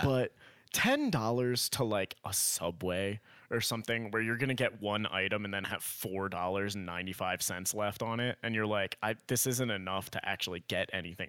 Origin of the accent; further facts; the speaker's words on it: Miami, Florida, United States; we grew up in Miami